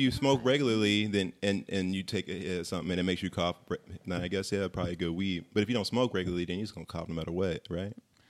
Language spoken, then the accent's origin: English; Colorado, United States; I grew up in Colorado.